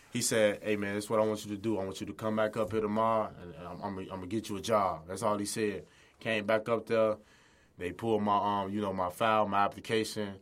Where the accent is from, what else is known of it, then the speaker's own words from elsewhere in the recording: Chicago, Illinois, United States; I grew up in the Chicago area on the west side.